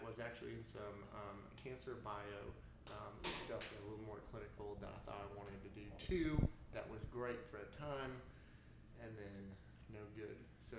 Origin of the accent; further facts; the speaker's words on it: Colorado Springs, Colorado, United States; moved away; I'm from Colorado Springs, Colorado.